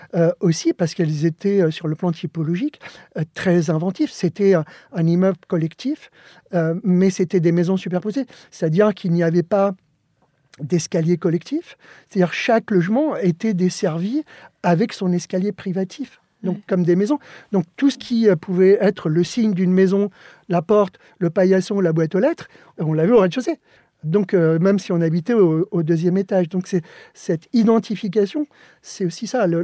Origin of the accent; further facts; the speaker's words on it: Joinville-le-Pont, Île-de-France, France; French is a second language; also born or lived in Alicante, Spain; je suis arrivé en France, j'avais, j'avais 7 ans